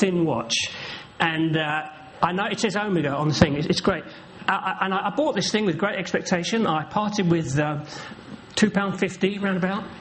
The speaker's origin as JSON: {"language": "English", "region": "London", "country": "United Kingdom", "tie": "born or raised there", "also_born_or_lived": "Norwich", "moved": "yes", "lives_now": "Norfolk, United Kingdom", "said": "I was born here in London. I'm a Londoner. I am from around these parts. I was born in Peckham, just over the way."}